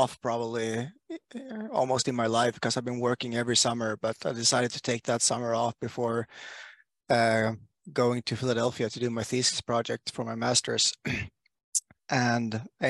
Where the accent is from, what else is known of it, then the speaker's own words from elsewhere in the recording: Sweden; I come from Sweden